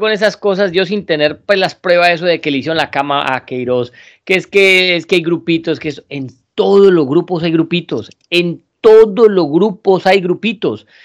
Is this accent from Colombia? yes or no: yes; Colombia; los que somos colombianos